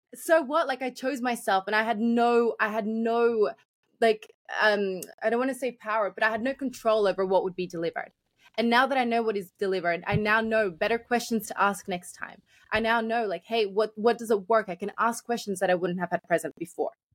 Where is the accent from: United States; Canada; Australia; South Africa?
Australia; I grew up in Australia, but I came when I was quite young